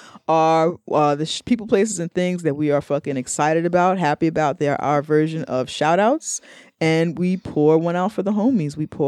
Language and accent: English; New York, United States; I'm from New York.